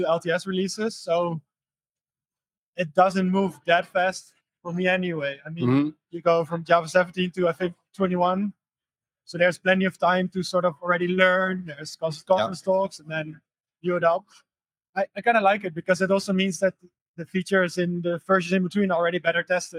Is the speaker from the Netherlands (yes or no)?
yes; Netherlands; now in Switzerland; I'm also from the Netherlands, even though now I traveled all the way from Switzerland here.